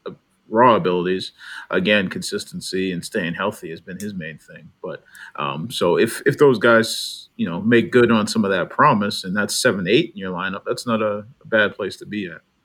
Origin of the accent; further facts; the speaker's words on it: New England, United States; where I grew up in the New England area